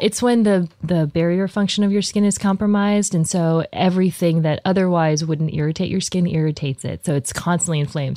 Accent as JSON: {"language": "English", "town": "Columbia", "region": "Missouri", "country": "United States", "tie": "born or raised there", "also_born_or_lived": "New Jersey / Texas", "moved": "yes", "said": "I was born in Columbia"}